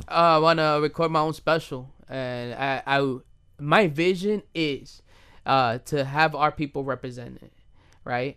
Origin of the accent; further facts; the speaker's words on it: United States; I'm Dominican and I was born and raised in the United States of America